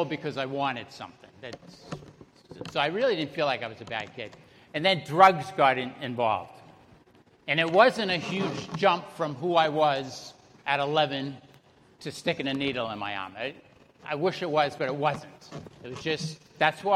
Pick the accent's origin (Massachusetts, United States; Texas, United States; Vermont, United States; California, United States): Massachusetts, United States; Salem; moved away; also born or lived in Broward County, Florida; I was born and raised in Salem, Massachusetts. You can probably tell by the accent.